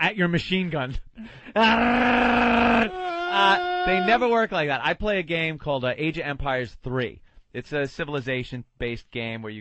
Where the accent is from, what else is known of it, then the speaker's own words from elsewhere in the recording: Long Island, New York, United States; growing up on Long Island, we would drive into New York City